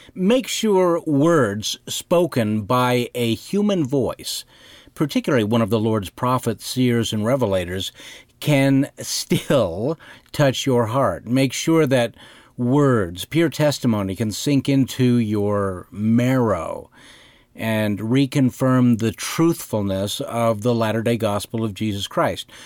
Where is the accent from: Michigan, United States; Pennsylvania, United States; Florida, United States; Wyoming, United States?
Wyoming, United States; Cody; I grew up in Cody, Wyoming, a city founded by Buffalo Bill